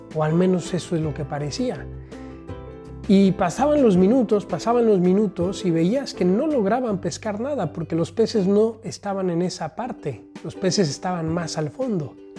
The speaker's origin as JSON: {"language": "Spanish", "country": "Mexico", "also_born_or_lived": "Rome", "lives_now": "Guadalajara, Mexico", "said": "aquí desde México país, ya disfrutando en mi tierra"}